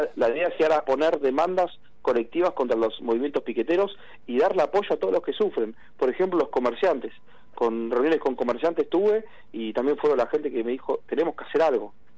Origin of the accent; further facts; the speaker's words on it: Argentina; somos muchos los argentinos